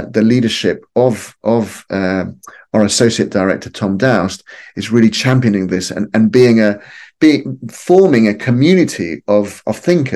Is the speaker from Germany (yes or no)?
no; Lima, Peru; moved away; growing up in Lima in the 1970s and 1980s